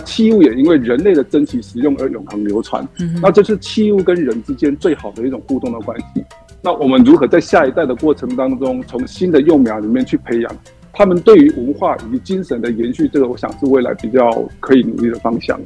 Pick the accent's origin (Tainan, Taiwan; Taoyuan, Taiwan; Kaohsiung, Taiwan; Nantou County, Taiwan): Nantou County, Taiwan; 我在南投这边从小，在南投是长大